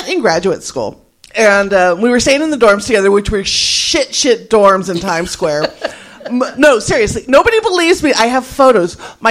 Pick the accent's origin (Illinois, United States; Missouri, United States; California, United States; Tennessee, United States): California, United States; now in New York, United States; Like, I am coming from California. I walked into the dorm and we just started crying.